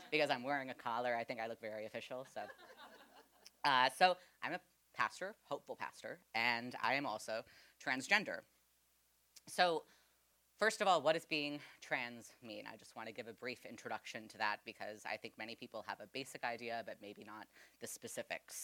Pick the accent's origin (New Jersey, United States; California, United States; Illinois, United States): Illinois, United States; Western Springs; also born or lived in Virginia; I grew up in Western Springs, actually in Indian Head Park specifically